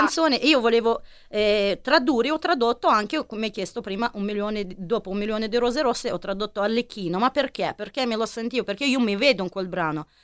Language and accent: Italian; Milan, Lombardy, Italy; Mi sono milanese